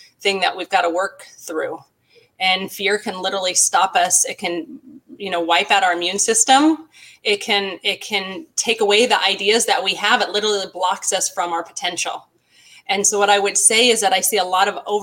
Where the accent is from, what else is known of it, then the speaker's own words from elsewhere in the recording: Glendora, California, United States; I live in Glendora, California, and lived in this area for my whole life